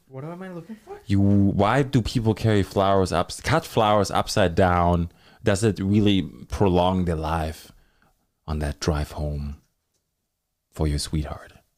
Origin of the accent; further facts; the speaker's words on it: Germany; now in Thunder Bay, Canada; In Germany, I'm from Germany